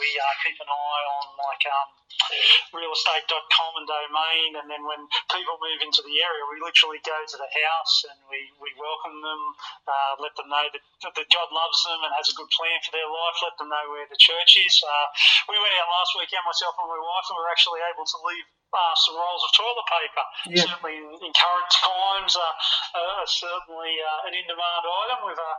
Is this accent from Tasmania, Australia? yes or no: no; Wollongong, New South Wales, Australia; this is …. We're from Wollongong and we're here.